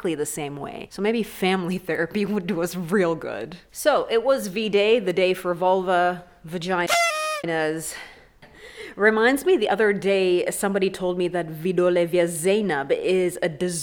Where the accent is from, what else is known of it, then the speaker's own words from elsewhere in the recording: Mombasa, Mombasa County, Kenya; It's Mombasa. It's my hometown.